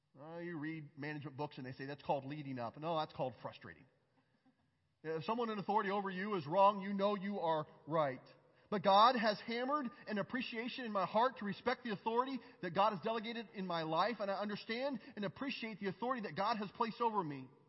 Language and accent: English; United States; I'm an American from a red state.